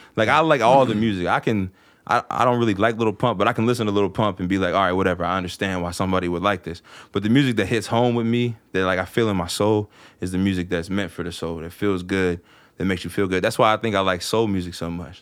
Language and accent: English; Martinsburg, West Virginia, United States; moved away as an adult; now in Cumberland, United States; I live in Cumberland now. I mean, like I said, I'm originally from Martinsburg